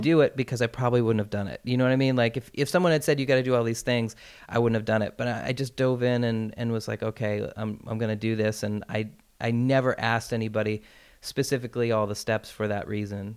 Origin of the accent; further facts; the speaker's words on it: Portland, Maine, United States; moved away; I produced my comedy special in my hometown back in Portland, Maine